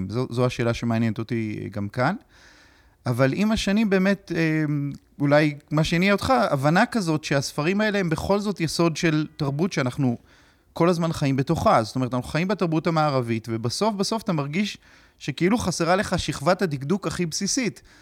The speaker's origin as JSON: {"language": "Hebrew", "town": "Kedumim", "region": "West Bank", "country": "Palestine", "tie": "born or raised there", "said": "אני גדלתי בקדומים. אה, אבל ההורים שלי הם לא במקור מהציונות הדתית."}